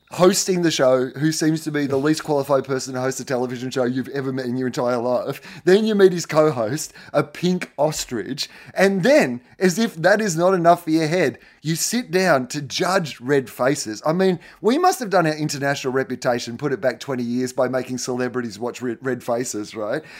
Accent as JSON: {"language": "English", "country": "Australia"}